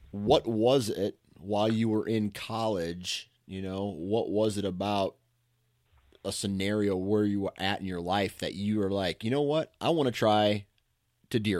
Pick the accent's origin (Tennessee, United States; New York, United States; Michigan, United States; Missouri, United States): Michigan, United States; Same town. I've been here my whole life.